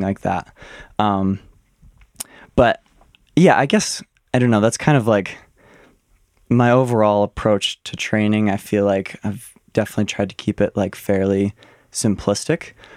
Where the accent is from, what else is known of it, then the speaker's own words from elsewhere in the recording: Ann Arbor, Michigan, United States; I was born and raised in Ann Arbor, Michigan